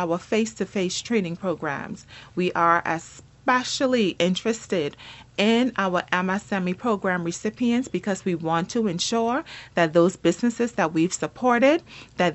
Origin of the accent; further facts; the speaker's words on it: Turks & Caicos Islands; I'm from South Caicos.